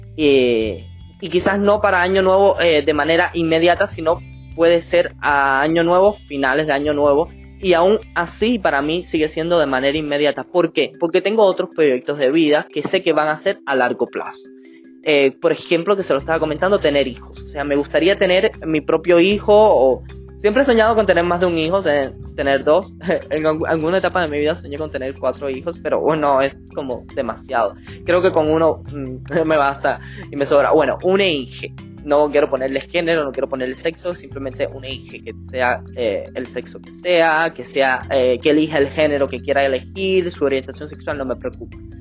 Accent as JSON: {"language": "Spanish", "region": "Villa Clara", "country": "Cuba", "said": "la cabecera provincial de Villa Clara, donde, de donde soy y me fui a vivir para Santa Clara"}